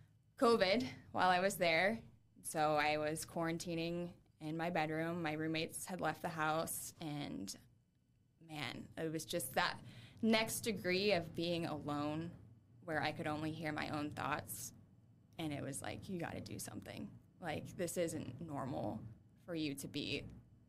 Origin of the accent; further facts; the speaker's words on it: Adams County, Indiana, United States; moved away as an adult; also born or lived in Boston / Nashville; now in Fort Wayne, United States; I'm like from Adams County, Indiana